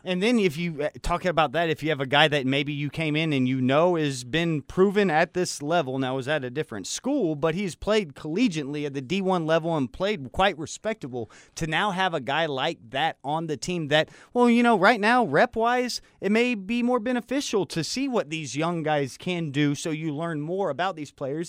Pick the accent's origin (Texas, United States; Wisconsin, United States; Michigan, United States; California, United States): Texas, United States; Austin; I was born and raised in Austin